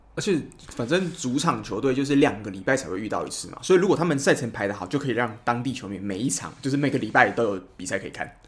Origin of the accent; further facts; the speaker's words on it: Taiwan; 我们，就是台湾人